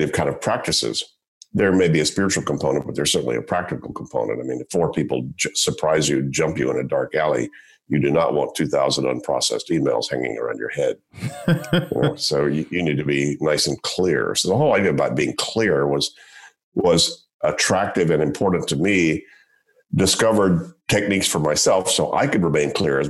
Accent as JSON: {"language": "English", "town": "Shreveport", "region": "Louisiana", "country": "United States", "tie": "born or raised there", "said": "I grew up in Shreveport, Louisiana"}